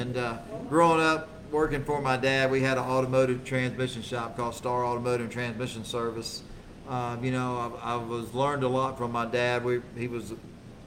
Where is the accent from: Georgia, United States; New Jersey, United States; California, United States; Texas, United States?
Texas, United States; Houston; born or raised there